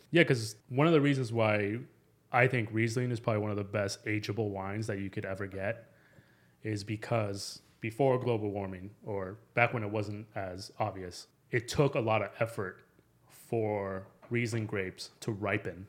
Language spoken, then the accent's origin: English; Phoenix, Arizona, United States; also born or lived in Mexico City; I'm originally from Mexico City, uh, but I grew up in Phoenix. I pretty much consider myself a local.